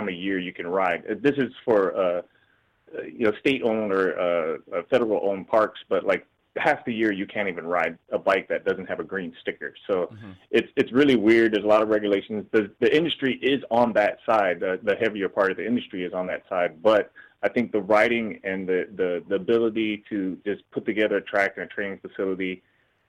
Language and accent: English; Maui, Hawaii, United States; also born or lived in California; now in Florida, United States; I grew up in Hawaii